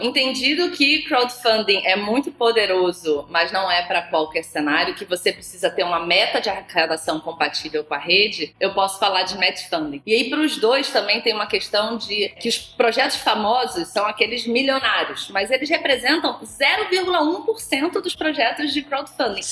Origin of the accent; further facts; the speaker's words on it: Rio de Janeiro, Brazil; eu sou carioca